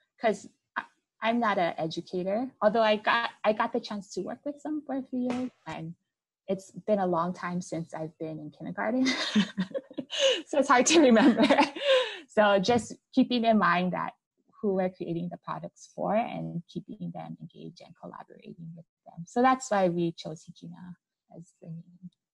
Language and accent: English; Hawaii, United States; we're actually 100% Japanese so we so but we are always we born and raised in Hawaii